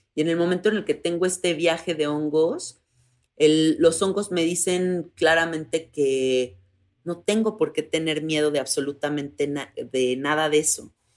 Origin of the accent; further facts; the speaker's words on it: Mexico; soy una mujer de 34 años, soy mexicana